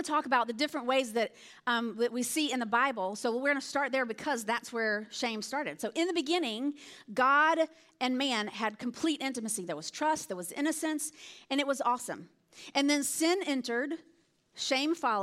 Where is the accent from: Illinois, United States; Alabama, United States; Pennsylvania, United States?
Alabama, United States; moved away; I'm from Alabama. That's hence the accent. You'll hear me say y'all or all y'all or whatever.